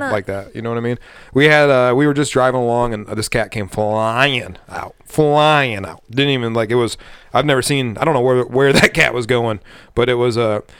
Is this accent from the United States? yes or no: yes; Montana, United States; we're from Montana